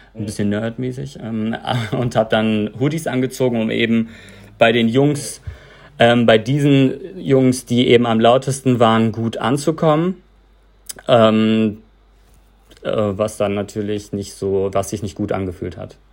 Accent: Bad Salzuflen, North Rhine-Westphalia, Germany; moved away; also born or lived in Herford; Ich wurde in Herford geboren, ähm, bin in Bad Salzuflen zur Schule gegangen, ähm, Grundschule, dann weiterführende Schule und hatte meinen Freundinnenkreis

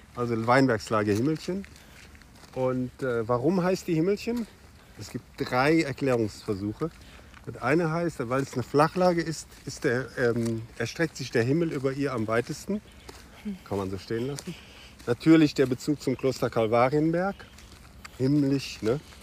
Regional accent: Cologne, North Rhine-Westphalia, Germany; moved away as an adult; now in Ahrweiler, Germany; ich bin Kölner

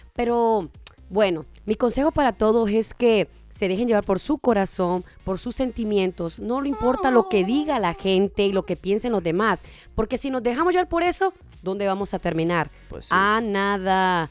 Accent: Honduras; now in Las Vegas, United States; yo soy nacida en Honduras, pero vengo de allá directamente para Las Vegas

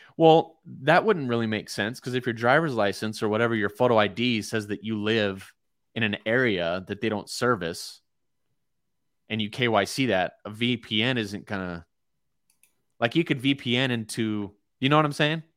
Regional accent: United States; as an American

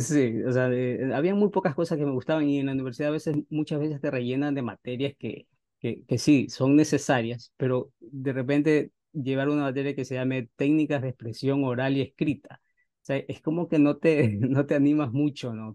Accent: Ecuador; moved away as an adult; now in Los Angeles, United States; yo en mi país soy, soy ecuatoriano

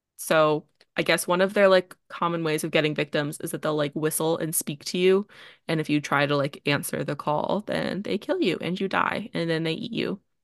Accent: Canada; accent: Canadian; we're both from Canada

